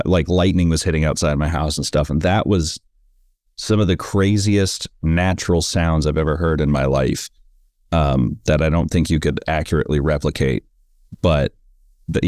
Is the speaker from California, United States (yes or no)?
yes; San Francisco, California, United States; now in Los Angeles, United States; I grew up in San Francisco and now I live